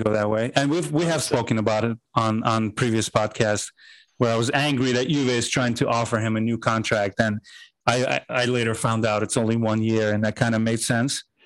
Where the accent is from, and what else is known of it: Azerbaijan; now in United States